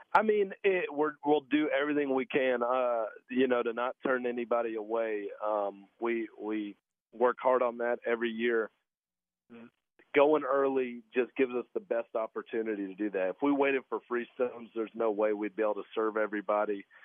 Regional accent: Fort Valley, Georgia, United States; moved away as an adult; now in Nashville, United States; I grew up down in Fort Valley, Georgia, where our peaches are grown

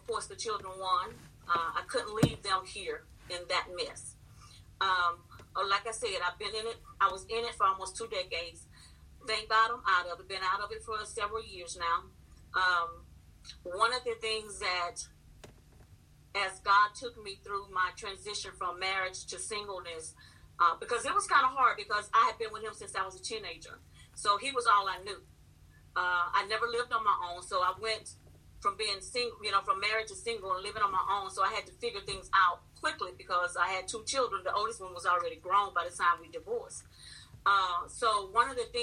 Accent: Louisiana, United States; moved away as an adult; I'm from Louisiana

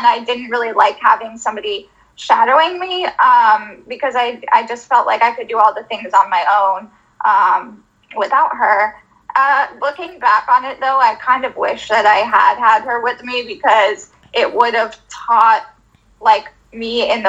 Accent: Florida, United States; now in Philadelphia, United States; I'm originally from Florida.

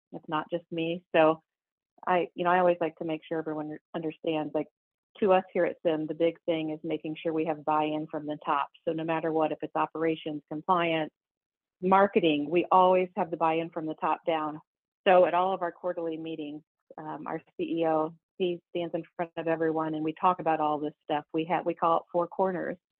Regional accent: Warsaw, Indiana, United States; dropping off my resumes in my hometown

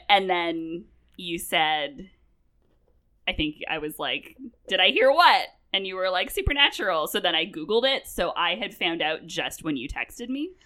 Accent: Vancouver, British Columbia, Canada; moved away; I'm from Vancouver, I grew up

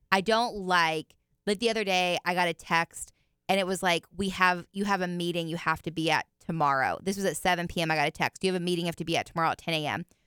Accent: Indiana, United States; moved away; where I grew up in Indiana

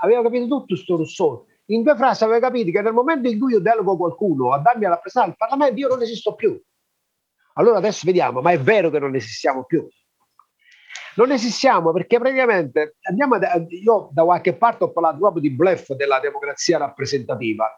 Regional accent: Magna Graecia, Southern Italy, Italy; noi siamo della Magna Grecia

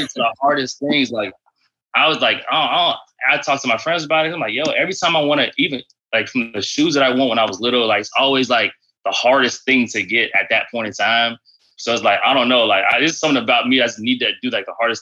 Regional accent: Orlando, Florida, United States; moved away as an adult; now in Washington, D.C., United States; I'm from Orlando, Florida. So like, actually, like I'm saying, grew up like right down the street from Disney.

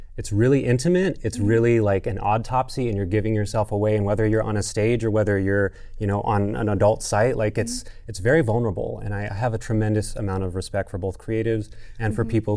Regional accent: Albuquerque, New Mexico, United States; I was born and raised in Albuquerque, New Mexico

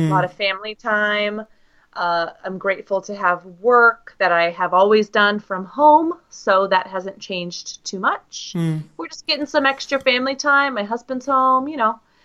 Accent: United States; I'm from the US

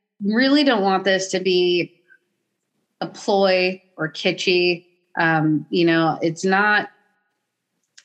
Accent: Portland, Oregon, United States; I'm from Portland

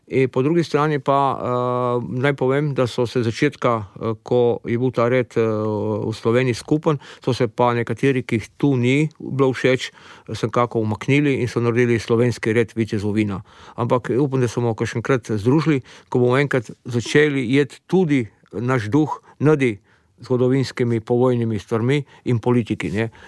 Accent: Slovenia; najbolj aktivni so Avstrici in normalno Slovenci smo zraven.

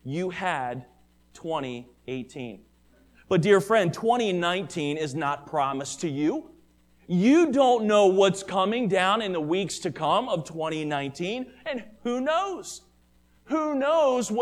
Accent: Maryland, United States; the church that I grew up with in Maryland

